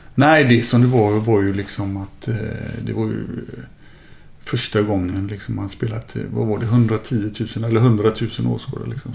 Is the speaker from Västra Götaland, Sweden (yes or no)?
yes; Gothenburg, Västra Götaland, Sweden; moved away as an adult; also born or lived in Kallebäck, Gothenburg / Italy / Germany; Jag växte upp i Lunden